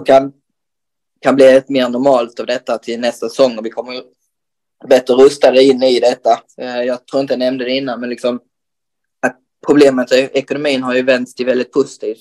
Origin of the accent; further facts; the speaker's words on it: Röke, Skåne, Sweden; moved away as an adult; now in Helsingborg, Sweden; jag är uppväxt i att spela innebandy i, i, i Röke